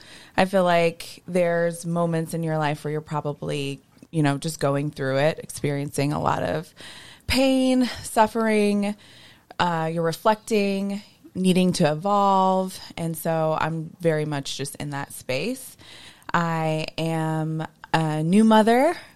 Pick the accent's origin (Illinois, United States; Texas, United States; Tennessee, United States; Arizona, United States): Texas, United States; Dallas; now in Chicago, United States; and I was born in Chicago, grew up in Dallas, and went to Chicago for college.